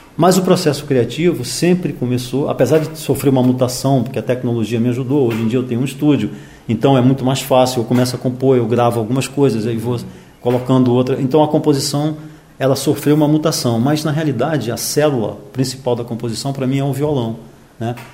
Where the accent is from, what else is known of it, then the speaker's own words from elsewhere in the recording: Manaus, Amazonas, Brazil; moved away; also born or lived in Rio de Janeiro; eu nasci em Manaus, né? Eu nasci em 51, eu tenho 60 anos. Então, nos anos 50, no começo dos anos 50, eu tinha logo ali 5, 6 anos em Manaus